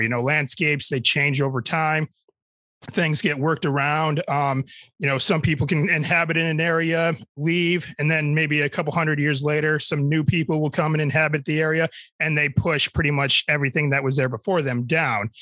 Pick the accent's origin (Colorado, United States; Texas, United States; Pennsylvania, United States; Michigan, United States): Michigan, United States; my home state of Michigan